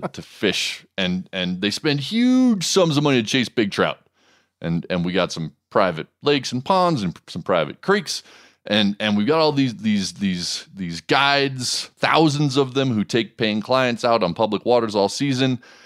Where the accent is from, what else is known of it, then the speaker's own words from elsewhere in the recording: Montana, United States; my home state of Montana